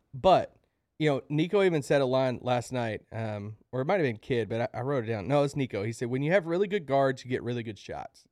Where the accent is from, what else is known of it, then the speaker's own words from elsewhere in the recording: Kentucky, United States; I'm from Kentucky